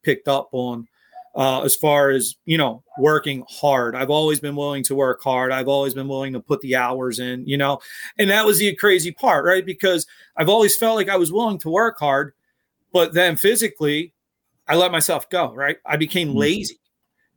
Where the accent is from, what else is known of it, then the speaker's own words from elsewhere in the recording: Philadelphia, Pennsylvania, United States; I was born and raised in Philadelphia. I grew up in a neighborhood called Fishtown.